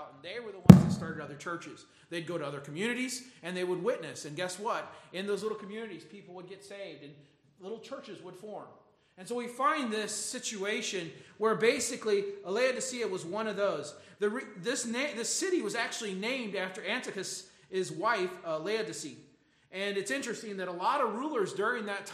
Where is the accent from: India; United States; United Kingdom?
United States; Michigan; growing up in Michigan